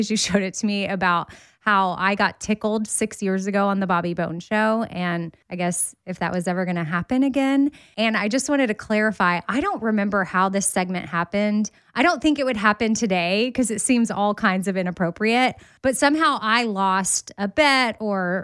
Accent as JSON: {"language": "English", "town": "Austin", "region": "Texas", "country": "United States", "tie": "born or raised there", "said": "I grew up in Austin"}